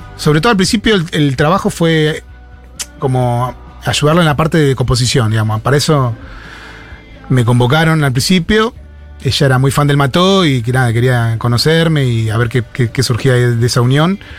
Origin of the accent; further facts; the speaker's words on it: La Plata, Buenos Aires Province, Argentina; somos con Willy de Barrio Jardín, que es en las afueras de La Plata, casi pegado a, Berizo